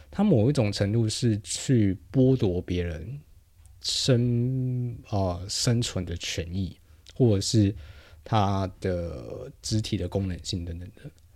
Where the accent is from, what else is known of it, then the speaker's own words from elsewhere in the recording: New Taipei, Taiwan; now in Taipei, Taiwan; 因为我是新北长大的，所以 虽然我现在长期居住在台北啊